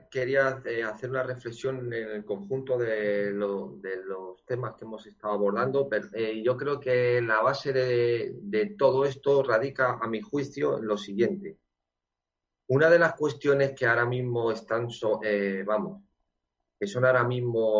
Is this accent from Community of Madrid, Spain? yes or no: no; Andalusia, Spain; porque mis padres son andaluces, yo soy andaluz, genéticamente.